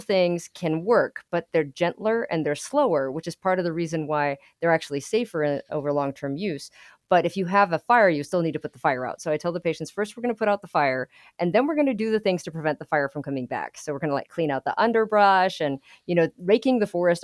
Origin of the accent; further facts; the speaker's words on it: Albuquerque, New Mexico, United States; now in Lubbock, United States; I grew up in Albuquerque, New Mexico